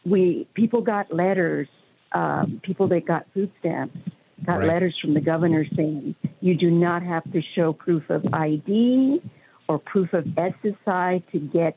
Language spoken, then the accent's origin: English; Las Cruces, New Mexico, United States; I live in the 30 minutes away from El Paso, Texas, and born and raised in Las Cruces, New Mexico, Hispanic.